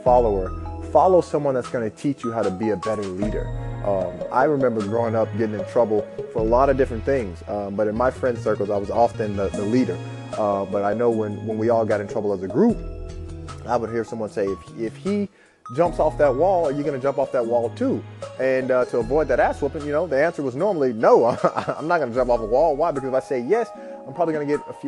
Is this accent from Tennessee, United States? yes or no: yes; Memphis, Tennessee, United States; I grew up in Memphis, Tennessee